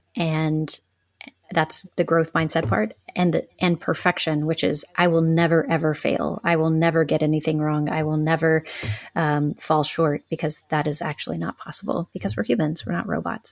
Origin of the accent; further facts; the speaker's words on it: the South, United States; I grew up in the South.